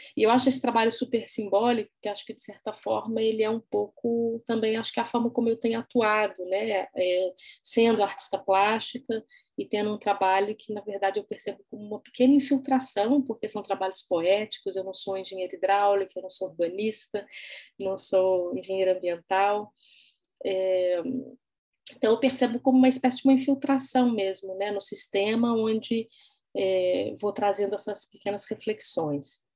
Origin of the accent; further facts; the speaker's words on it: Belo Horizonte, Minas Gerais, Brazil; sou natural de Belo Horizonte